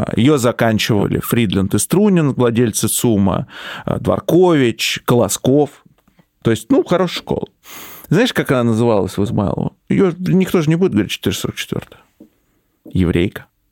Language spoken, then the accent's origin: Russian; Moscow, Russia; В Москве в 90-е, когда я рос, было жестко